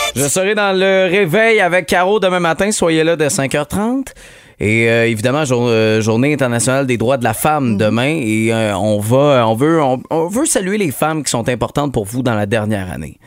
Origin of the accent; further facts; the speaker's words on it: Quebec, Canada; chez nous, au Québec, à Montréal.